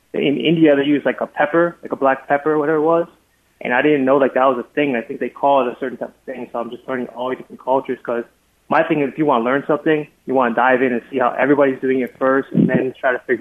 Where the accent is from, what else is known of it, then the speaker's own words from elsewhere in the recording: Liberia; now in United States; I'm originally not from this country. So I'm actually from Liberia originally. I'm actually an immigrant, like a refugee